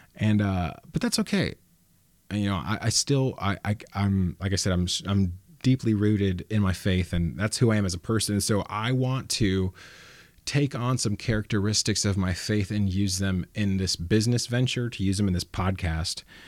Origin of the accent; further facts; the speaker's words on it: Los Banos, California, United States; I'm from Las Banos, and that's a, that's a commuter town